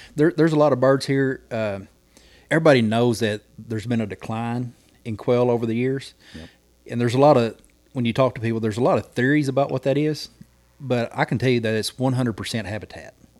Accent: McCurtain County, Oklahoma, United States; I'm from McCartan County

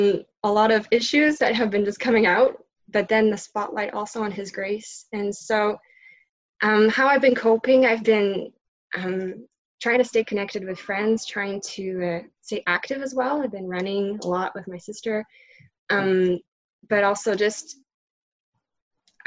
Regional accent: Trois-Rivières, Quebec, Canada; also born or lived in Montreal; my whole family is in Trois-Rivières, my hometown

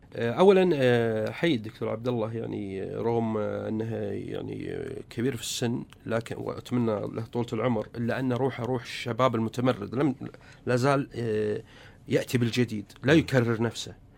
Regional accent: Saudi Arabia; عندنا في السعودية

